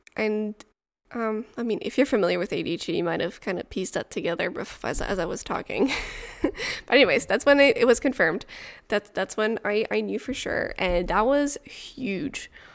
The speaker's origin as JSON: {"language": "English", "town": "Montreal", "region": "Quebec", "country": "Canada", "also_born_or_lived": "near Ottawa", "first_language": "French", "second_language": "English", "moved": "yes", "lives_now": "Ottawa area, Canada", "said": "I am originally from Montreal, but I now live in the countryside near Ottawa."}